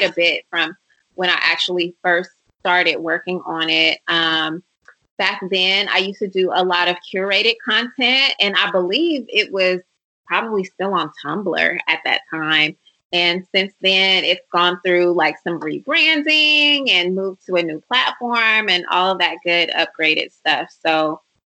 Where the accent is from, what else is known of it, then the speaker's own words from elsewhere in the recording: Oakland, California, United States; also born or lived in Atlanta / Silicon Valley; I am from Oakland, California